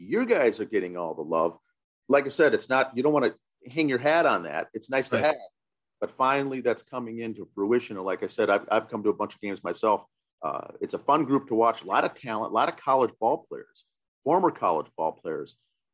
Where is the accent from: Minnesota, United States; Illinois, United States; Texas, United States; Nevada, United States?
Minnesota, United States; Waconia; I'm from Waconia